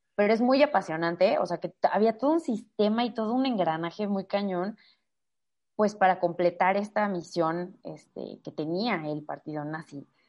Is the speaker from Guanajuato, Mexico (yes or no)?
yes; Irapuato, Guanajuato, Mexico; soy de Guanajuato, de Irapuato eh, específicamente